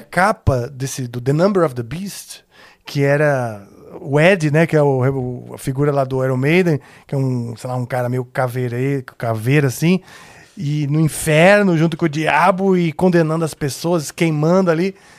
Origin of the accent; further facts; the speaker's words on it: São Paulo, Brazil; tinha menos de seis, porque eu me mudei da Vila Mariana com seis anos. Então, uh, pro Morumbi.